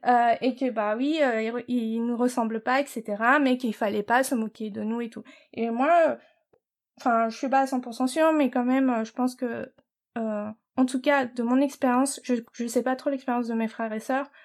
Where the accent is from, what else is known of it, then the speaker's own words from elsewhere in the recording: Paris, Île-de-France, France; moved away as an adult; now in United States; on est nés né à Paris. Oui. Et euh, on a grandi euh, notre, petite enfance euh, maternelle, primaire, dans le 18e arrondissement à mhm. Paris